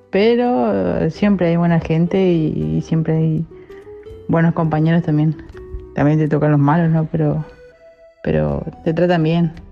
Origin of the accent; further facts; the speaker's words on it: Misiones, Argentina; soy de Misiones.